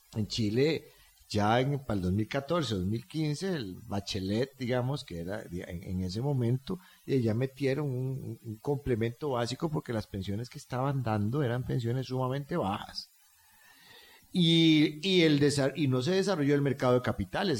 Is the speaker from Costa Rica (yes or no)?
yes; Costa Rica; Yo hablo como un costarricense simple y llano